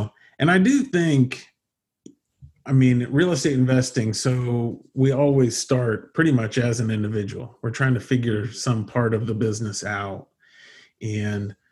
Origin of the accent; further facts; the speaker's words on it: United States; being American